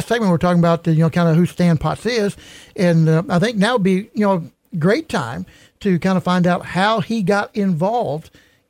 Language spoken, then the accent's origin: English; Cahokia, Illinois, United States; I grew up in Cahokia, Illinois, along the river, along the Mississippi River, just east of St. Louis.